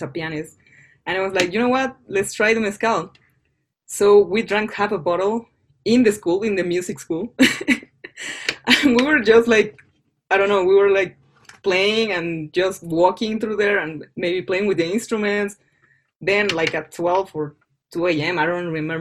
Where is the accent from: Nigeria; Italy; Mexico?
Mexico; English is a second language; moved away; also born or lived in Florida; I was from Mexico